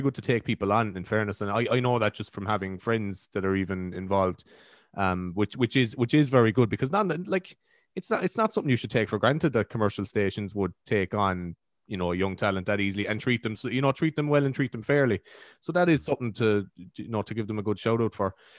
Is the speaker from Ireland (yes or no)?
yes; Carrigtwohill, Munster, Ireland; accent: East Cork; I'm actually from Carrigtool